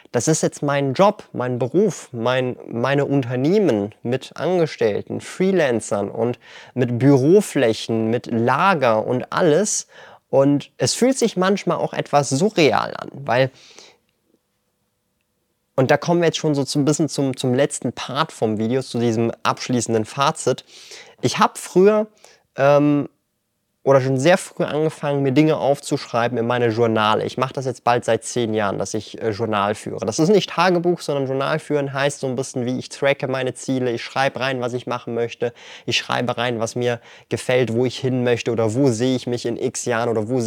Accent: Switzerland

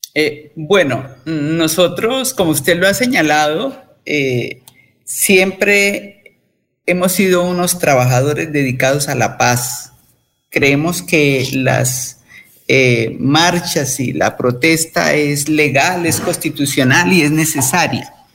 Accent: Colombia

